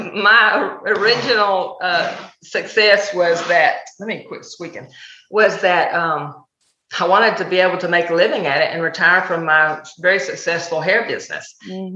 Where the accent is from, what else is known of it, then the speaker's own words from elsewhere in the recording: Texas, United States; accent: Texan; I'm very Texan.